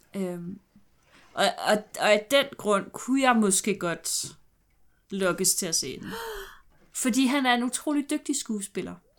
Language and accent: Danish; Glostrup, Capital Region of Denmark, Denmark; jeg er fra Glostrup